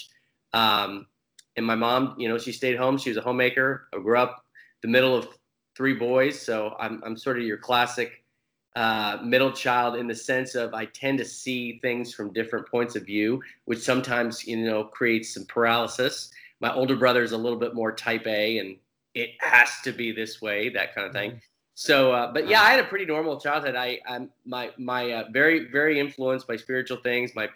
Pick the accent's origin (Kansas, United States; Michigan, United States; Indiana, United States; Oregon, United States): Kansas, United States; Hutchinson; I grew up in Hutchinson, Kansas, which is about 45,000 people